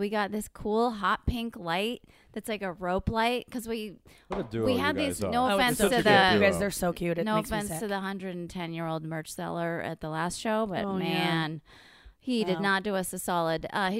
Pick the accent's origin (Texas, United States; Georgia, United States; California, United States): California, United States; Oh, I'm from California, so we